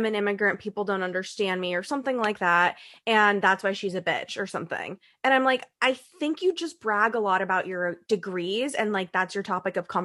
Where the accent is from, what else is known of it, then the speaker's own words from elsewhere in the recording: United States; first language English; I'm American